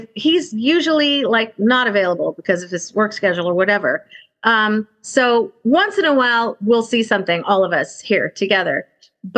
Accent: California, United States; grew up in California

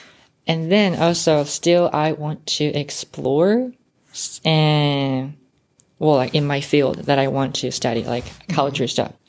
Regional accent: Osaka, Japan

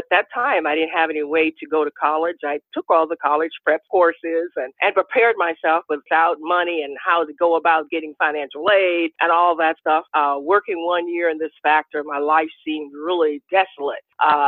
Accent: Washington, District of Columbia, United States; also born or lived in Virginia; Well, I was born in Virginia, raised in Washington, D.C.

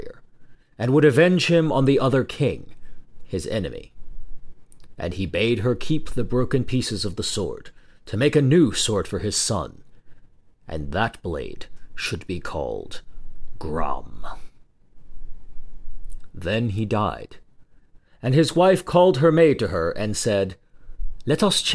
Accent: Texas, United States; my home state of Texas

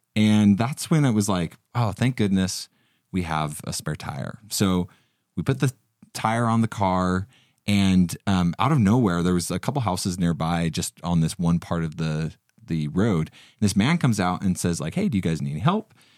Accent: Utah, United States; I'm from Utah, so I deal with a lot of snow

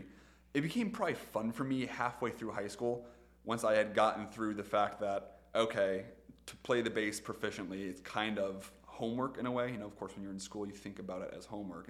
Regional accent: Sylvania, Ohio, United States; also born or lived in Toledo, Ohio / Bowling Green, Ohio; So I was born in Sylvania. I've lived in Sylvania/Toledo for a majority of my life, with the exception of Bowling Green when I was in undergrad.

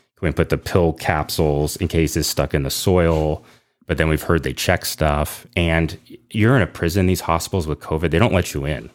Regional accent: San Ramon, California, United States; moved away as an adult; also born or lived in Lafayette, California; now in North Texas, United States; I grew up in Lafayette

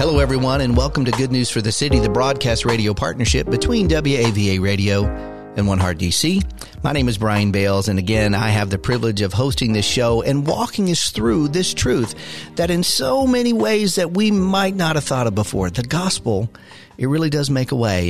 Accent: Maryville, Tennessee, United States; moved away; also born or lived in Chattanooga, Tennessee; I was born in Chattanooga, lived in Maryville

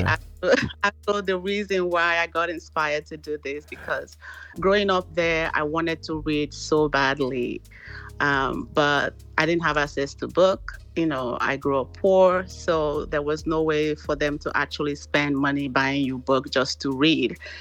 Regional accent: Nigeria; moved away as an adult; now in Texas, United States; originally I'm from Nigeria. I actually moved down to US um, in 2005 to join my husband

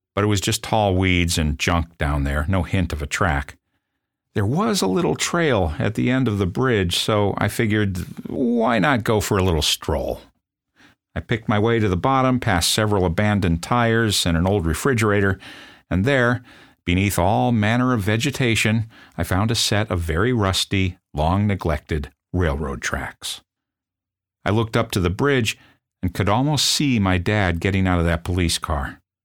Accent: South Bend, Indiana, United States; I'm from South Bend, Indiana

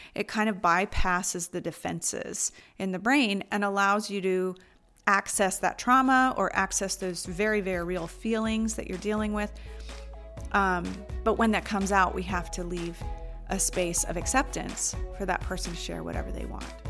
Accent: United States; moved away as an adult; also born or lived in Asia; as an American who's always rushed and busy

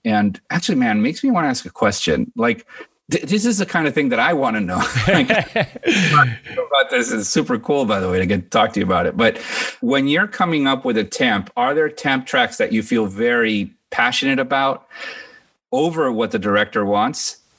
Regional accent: United States; I mean, I was born in Washington, D.C. My dad is from Cuba. My mom's from Guatemala. They met there. And I was like the third child they had. And then they moved to Miami when I was three.

